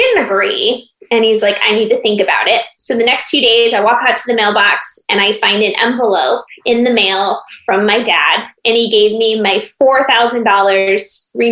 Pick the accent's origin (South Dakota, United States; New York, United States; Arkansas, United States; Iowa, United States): Iowa, United States; moved away as an adult; also born or lived in Phoenix, Arizona; I am originally from Iowa and born and raised there.